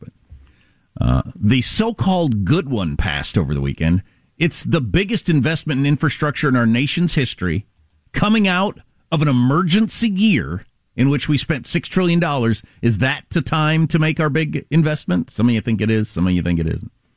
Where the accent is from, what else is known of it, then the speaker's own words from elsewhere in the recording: California, United States; as a Californian.